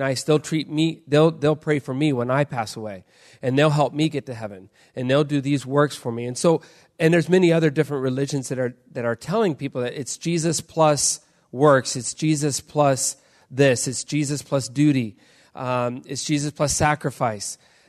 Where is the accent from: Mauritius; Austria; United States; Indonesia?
Indonesia; I grew up in Indonesia. I was a missionary kid. I grew up in an island right above Australia.